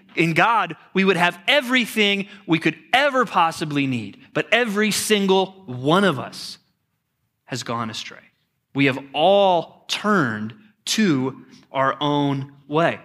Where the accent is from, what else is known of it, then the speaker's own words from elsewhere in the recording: Texas, United States; growing up as a pastor's kid in Texas, I mean, we had everything we needed